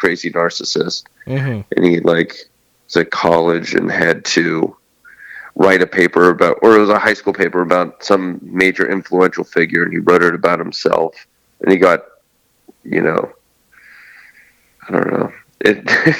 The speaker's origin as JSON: {"language": "English", "town": "Steubenville", "region": "Ohio", "country": "United States", "said": "I'm from Steubenville, Ohio."}